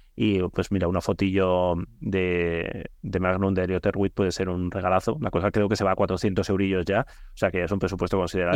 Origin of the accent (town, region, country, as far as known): Bilbao, Basque Country, Spain